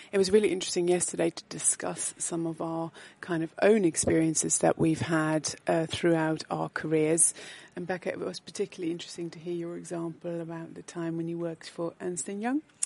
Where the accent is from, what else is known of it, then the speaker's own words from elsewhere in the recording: Netherlands; moved away as an adult; now in United Kingdom; born and bred in the Netherlands and having lived and worked in the UK for 23 years